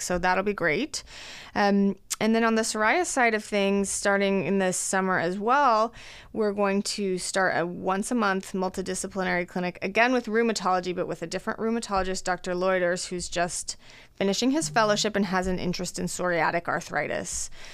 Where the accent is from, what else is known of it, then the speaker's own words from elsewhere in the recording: Fort Collins, Colorado, United States; moved away as an adult; also born or lived in Los Angeles, California / Boston, Massachusetts; now in Omaha, United States; I am originally from Colorado, born and raised in Fort Collins, Colorado.